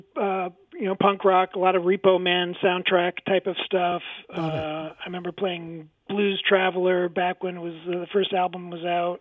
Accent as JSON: {"language": "English", "town": "Poughkeepsie", "region": "New York", "country": "United States", "tie": "born or raised there", "said": "I was born in Poughkeepsie. I was born at what used to be St. Francis Hospital. And, yeah, I've grown up here"}